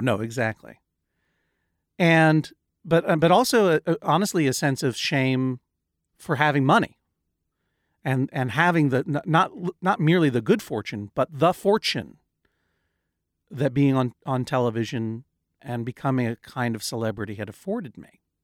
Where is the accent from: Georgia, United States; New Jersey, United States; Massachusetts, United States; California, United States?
Massachusetts, United States; Brookline; now in New York, United States; I'm a person who grew up in Brookline, Massachusetts